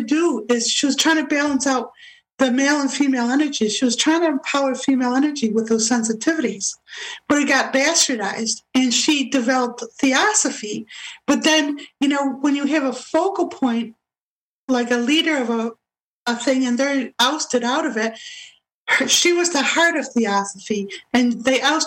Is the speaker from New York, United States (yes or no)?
yes; Rochester, New York, United States; Rochester, which is my hometown, Rochester, New York